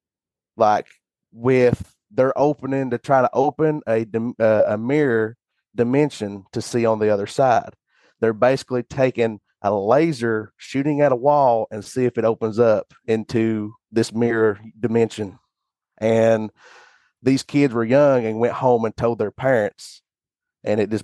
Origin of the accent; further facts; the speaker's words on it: Monroe County, East Tennessee, United States; just a simple old boy from East Tennessee